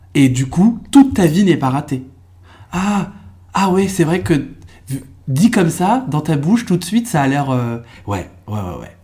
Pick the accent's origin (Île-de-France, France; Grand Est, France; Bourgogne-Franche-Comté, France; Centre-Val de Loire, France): Centre-Val de Loire, France; Trappes, Yvelines, moved to Eure-et-Loir; now in Paris, France; je suis né dans les Yvelines, donc dans, dans un département, euh, français, euh, très populaire, même, je suis, enfin, je suis même, je suis né à Trappes